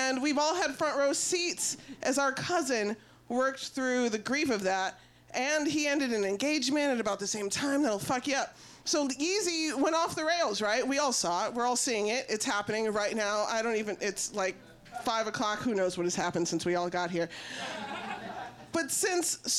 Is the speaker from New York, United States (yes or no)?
no; Chicago, Illinois, United States; I was born on May 6, 1979, and me and my mother, Kim, lived at 8367 South Shore Drive right here in Chicago